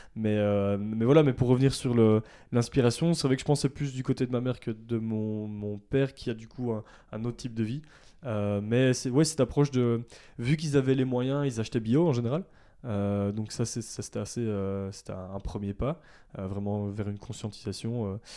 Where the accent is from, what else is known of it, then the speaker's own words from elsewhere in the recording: Ardennes, Wallonia, Belgium; moved away as an adult; also born or lived in Brussels / Namur; Je suis né à Bruxelles, j'ai vécu 10 ans à Bruxelles, mais j'ai vécu la plupart de, ma vie euh, euh, dans les Ardennes, donc euh, dans le sud de la Belgique